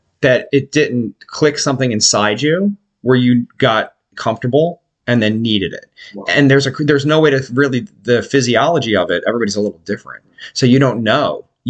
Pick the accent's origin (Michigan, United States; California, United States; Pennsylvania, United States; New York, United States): Pennsylvania, United States; Philadelphia; I'm from Port Richmond. I was right next to Kensington my entire life.